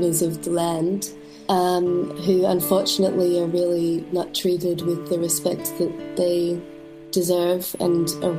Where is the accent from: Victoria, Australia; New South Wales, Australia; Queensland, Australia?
Victoria, Australia; Melbourne; moved away as an adult; now in Berlin, Germany; I grew up in Melbourne, in the outskirts of Melbourne.